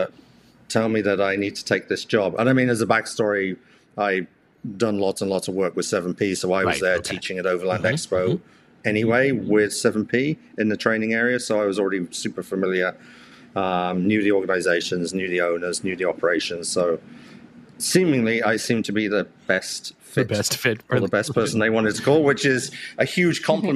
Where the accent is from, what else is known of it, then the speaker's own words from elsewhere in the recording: Alderminster, West Midlands, United Kingdom; now in Canada; I remember we lived in a place called Alderminster, so south of Stratford-upon-Avon